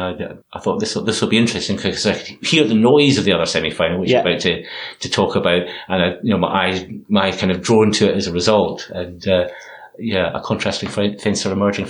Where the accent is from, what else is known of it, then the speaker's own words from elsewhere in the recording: Scotland, United Kingdom; I'm stuck with just being Scottish.